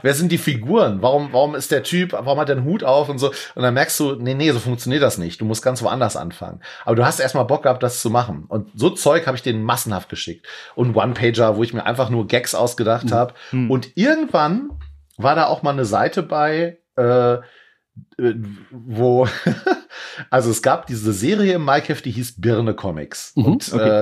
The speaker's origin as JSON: {"language": "German", "town": "Leopoldshöhe", "region": "North Rhine-Westphalia", "country": "Germany", "tie": "born or raised there", "said": "bei uns in Leopoldshöhe auf dem Dorf"}